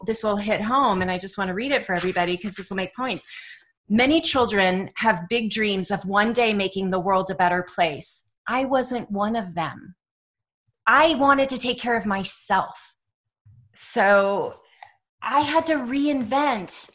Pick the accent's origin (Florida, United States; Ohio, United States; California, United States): California, United States; Dublin; also born or lived in Oakland, California; I was born in Oakland, but we were in Dublin